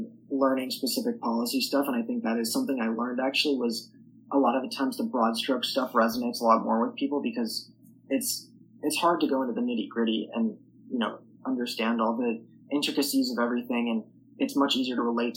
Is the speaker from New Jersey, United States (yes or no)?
no; New York City, New York, United States; I am from New York City, so it's a very liberal place. My high school is extremely liberal.